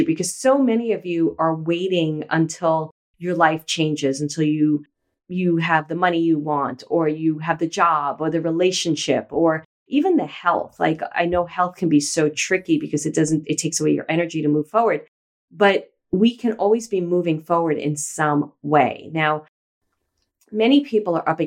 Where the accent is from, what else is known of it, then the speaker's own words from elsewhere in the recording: New York City, New York, United States; moved away; also born or lived in Los Angeles, California; I grew up in Brooklyn